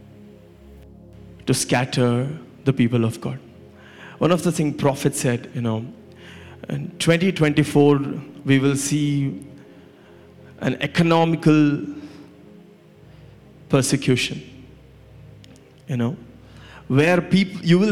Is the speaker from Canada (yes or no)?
no; India; Growing up in India